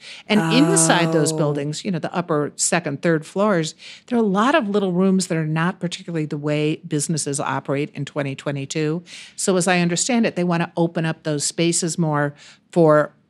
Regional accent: Chicago, Illinois, United States; moved away; I grew up in Chicago

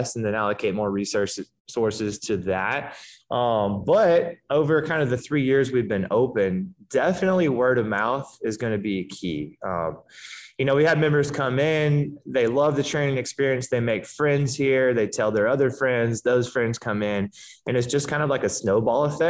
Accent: Georgia, United States; moved away as an adult; now in Santa Monica, United States; I'm from Georgia. So I didn't move out to LA until about 4 years ago.

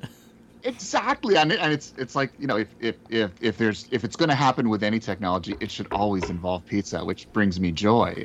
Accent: Canada; as a Canadian, uh, and, you know, uh, folks who know me, I'm a Jew

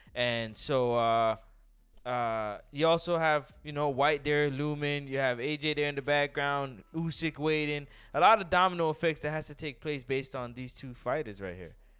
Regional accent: Toronto, Ontario, Canada; I'm from Toronto

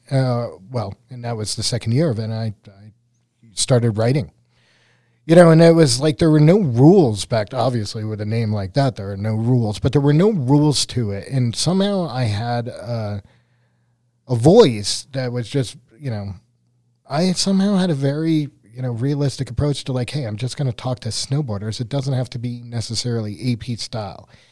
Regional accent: Killington, Vermont, United States; I grew up in Killington, shadow of a ski area. I was a townie, parents were ski bums

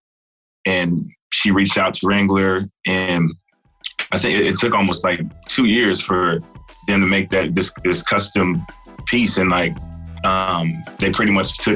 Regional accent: Texas, United States; I'm from Texas

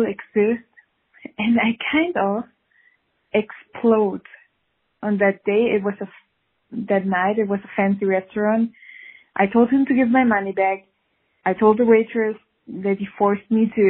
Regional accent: Switzerland; I'm from Switzerland

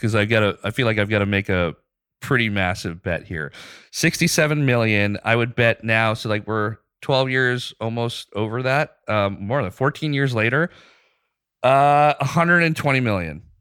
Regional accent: Pakistan; moved away as an adult; also born or lived in Dubai / Bangladesh; now in United States; spent most of my ten years from being a kid through senior year of high school in Pakistan

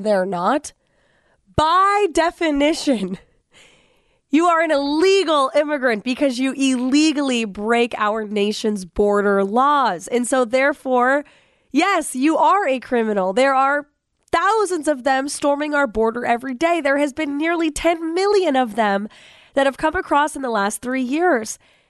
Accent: New Hampshire, United States; the New Hampshire primaries, the whole media circus, as it does every 4 years, is going to be landing in my home state.

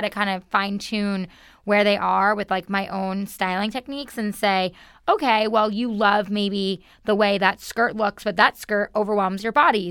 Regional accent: New York, United States; moved away as an adult; I'm originally from New York

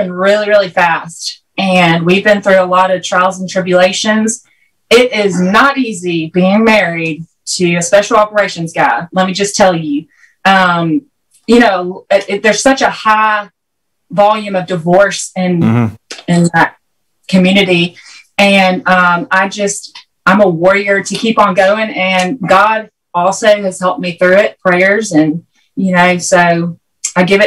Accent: Columbus, Georgia, United States; I'm from Columbus, Georgia. I'll be 34 on Tuesday. And I did hair. I still am a master cosmetologist. So growing up in Columbus, Georgia

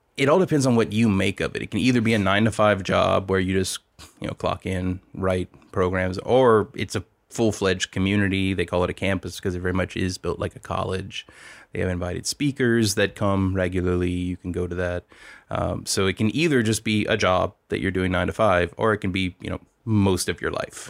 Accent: Louisiana, United States; moved away; also born or lived in Silicon Valley / Lafayette; I'm from Louisiana

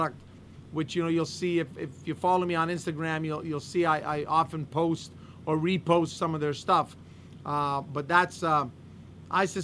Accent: Montreal, Quebec, Canada; also born or lived in London, Ontario; I'm Canadian. I'm born in Montreal, born, raised in Montreal, went to school, London, Ontario.

